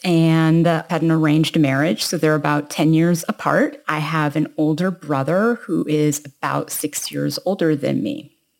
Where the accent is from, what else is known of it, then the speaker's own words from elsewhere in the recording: Toronto, Ontario, Canada; I was born in Toronto, Canada, and that's where I was raised